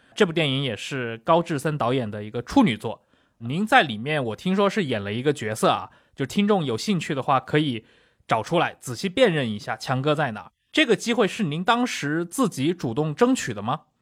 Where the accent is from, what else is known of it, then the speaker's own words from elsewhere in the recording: China; 我们这个年龄段的，在这个中国内地长大的人